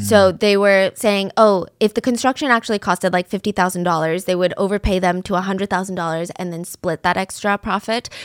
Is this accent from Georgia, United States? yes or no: yes; the South, Georgia, United States; growing up in the South